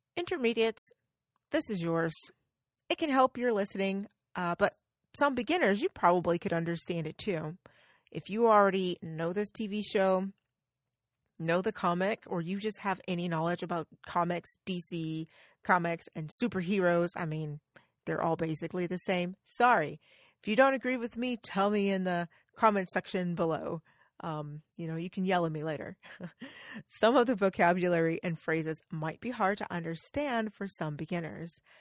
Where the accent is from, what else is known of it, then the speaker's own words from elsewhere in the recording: the South, United States; accent: Southern; I'm from the South, so as you know, I'm Southern